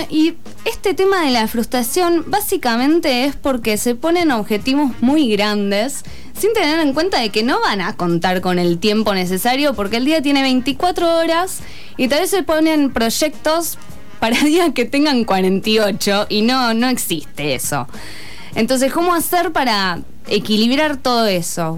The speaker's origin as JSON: {"language": "Spanish", "region": "Buenos Aires", "country": "Argentina", "moved": "yes", "said": "Yo soy de Buenos Aires, mi familia está allá"}